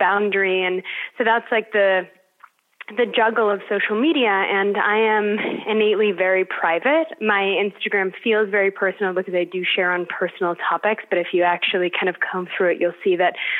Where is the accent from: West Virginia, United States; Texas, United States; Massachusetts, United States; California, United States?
California, United States; Los Angeles; I grew up in Los Angeles